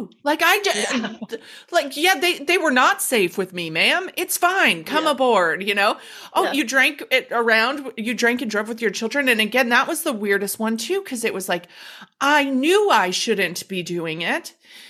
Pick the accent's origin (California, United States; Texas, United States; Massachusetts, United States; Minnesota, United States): Minnesota, United States; Minneapolis; born there; I was fucking born in Minneapolis. Minnesotans, I swear to God, I cannot explain it. Like, we visually are Minnesotans.